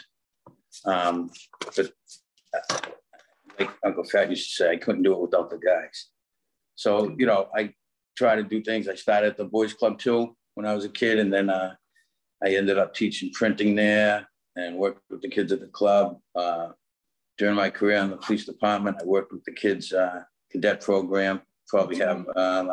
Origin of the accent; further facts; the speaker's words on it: Newton, Massachusetts, United States; I was born in West Newton